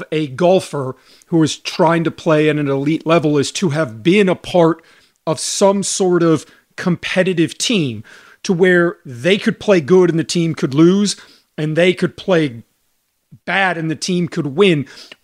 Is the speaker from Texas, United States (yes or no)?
yes; Houston, Texas, United States; I grew up in Houston, Texas. Let's go.